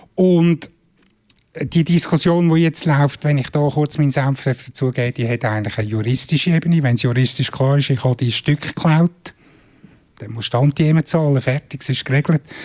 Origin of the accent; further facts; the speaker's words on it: Switzerland; als Schweizer